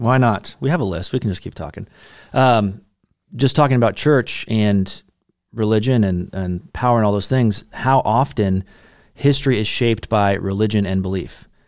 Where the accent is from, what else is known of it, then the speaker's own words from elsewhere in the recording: United States; as American, American Christians, we have the baggage of the American Revolution